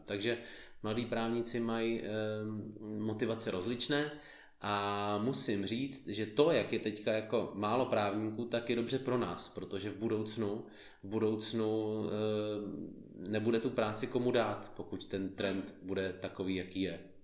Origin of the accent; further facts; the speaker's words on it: Olomouc, Olomouc Region, Czechia; jsem z Olomouce